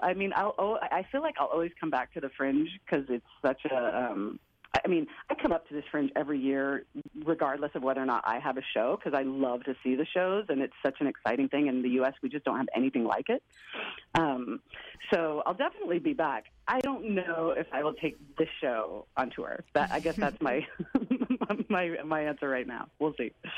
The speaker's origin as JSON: {"language": "English", "town": "Portland", "region": "Oregon", "country": "United States", "said": "Portland, where I'm from"}